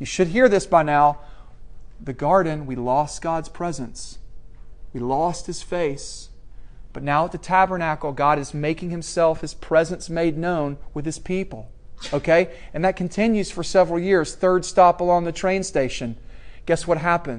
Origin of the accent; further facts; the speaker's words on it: Middle Tennessee, United States; moved away; I'm from Middle Tennessee. When I go back there, I love it.